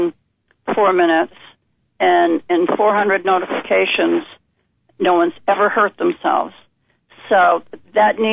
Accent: Vermont, United States; moved away; I'm born and raised in Vermont.

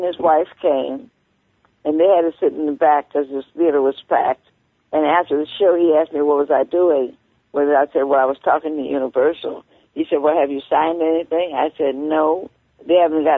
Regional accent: Chicago, Illinois, United States; moved away; I come from Chicago

